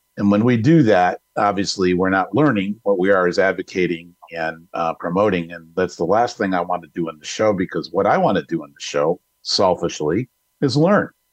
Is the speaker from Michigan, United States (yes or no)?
yes; Detroit, Michigan, United States; moved away as an adult; now in Arizona, United States; I'm from Detroit. I've lived there my whole life, um, except for the time I'm here in Arizona